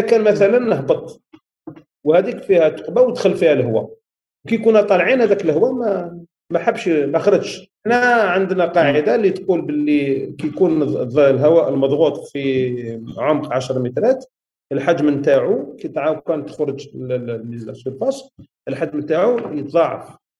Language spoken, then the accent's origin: Arabic; Algeria; احنا عندنا في الجزائر